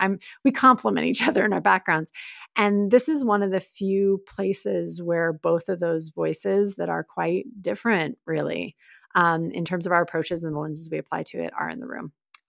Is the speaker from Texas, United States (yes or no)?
yes; Texas, United States; I love my home state. I'm a proud Texan, many generations deep. I did live in a lot of places growing up, but I'm proud, and they're great people in the state.